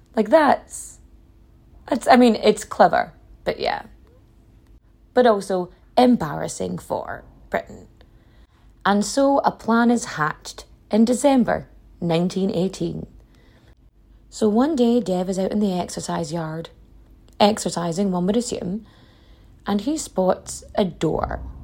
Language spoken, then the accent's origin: English; Donegal, Ulster, Ireland; that's not how my dialect pronounces it, because I'm from Donegal.